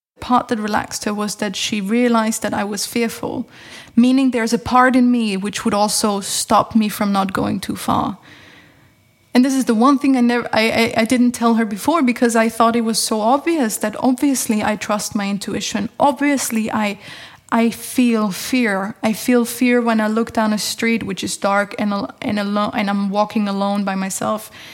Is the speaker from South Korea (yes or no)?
no; Tyrol, Austria; moved away as an adult; also born or lived in Lund, Sweden; my parents are both from Upper Austria, and I was born in Tyrol